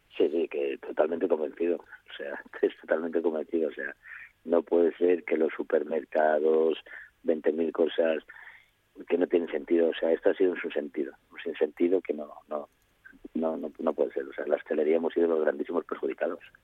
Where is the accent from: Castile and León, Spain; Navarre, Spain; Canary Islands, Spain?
Castile and León, Spain; Jiménez de Jamuz; Yo no soy cazurro, soy astur cazurro